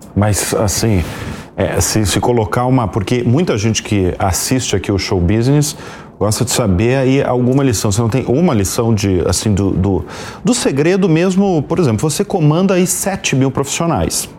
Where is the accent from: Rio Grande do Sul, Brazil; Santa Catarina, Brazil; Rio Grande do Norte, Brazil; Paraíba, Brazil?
Santa Catarina, Brazil; Eu sou catarinense